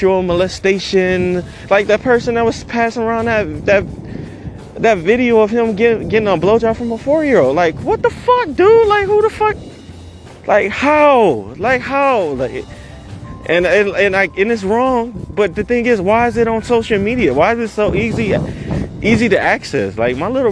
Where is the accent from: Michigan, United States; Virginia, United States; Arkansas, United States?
Michigan, United States; Detroit; I grew up in Detroit